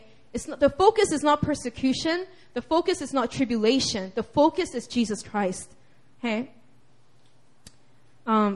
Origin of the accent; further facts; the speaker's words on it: United States; I'm from the United States of America. I'm a U.S. citizen